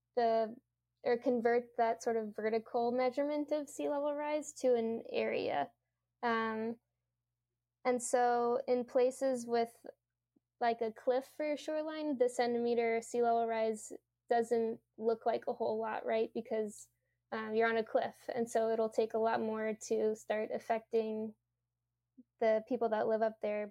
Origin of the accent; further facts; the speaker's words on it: Louisiana, United States; moved away; I'm from Louisiana, and um, I actually have a few family members who don't think that climate change is real.